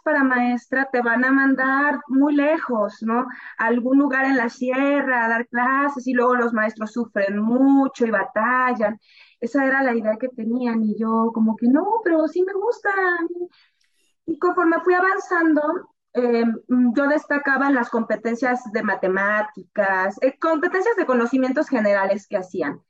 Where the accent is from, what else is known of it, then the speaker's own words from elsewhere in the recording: northern Veracruz, Mexico; moved away as an adult; also born or lived in Tampico; yo soy del norte de Veracruz